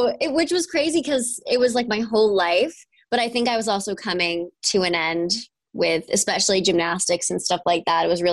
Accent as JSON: {"language": "English", "region": "New York", "country": "United States", "tie": "born or raised there", "said": "I'm from New York. I grew up in a little small town"}